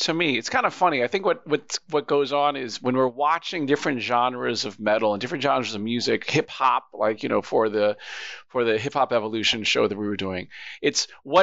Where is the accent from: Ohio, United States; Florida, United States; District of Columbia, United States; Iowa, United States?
District of Columbia, United States; Washington; I grew up in Washington, D.C.